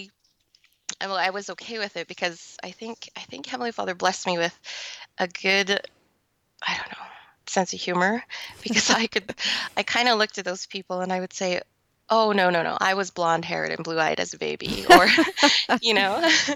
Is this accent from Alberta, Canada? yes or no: yes; Calgary, Alberta, Canada; I was born and raised in Calgary, Alberta, Canada.